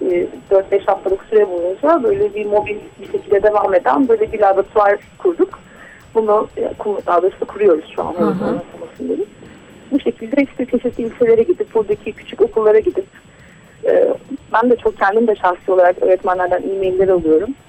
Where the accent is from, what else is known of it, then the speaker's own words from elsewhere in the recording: Black Sea Region, Turkey; ben kendim de Karadenizliyim. Hani Karadeniz'deki köylere gidiyorum o da hani köylerde ders veriyorum bazen.